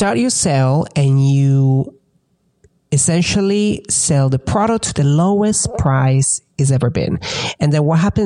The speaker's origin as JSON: {"language": "English", "country": "Italy", "tie": "born or raised there", "also_born_or_lived": "England", "moved": "as an adult", "lives_now": "United States", "said": "growing up in Italy"}